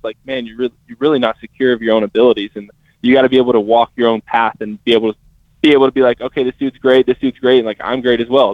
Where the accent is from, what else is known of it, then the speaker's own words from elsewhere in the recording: Tennessee, United States; I'm from Tennessee